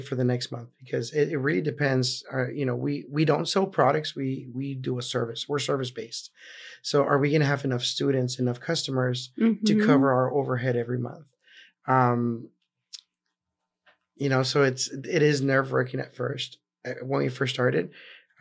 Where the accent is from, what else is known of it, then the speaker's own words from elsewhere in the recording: Laredo, Texas, United States; also born or lived in Corpus Christi, Texas; I'm from Laredo. Born and raised, but when I went to college, I moved to Corpus.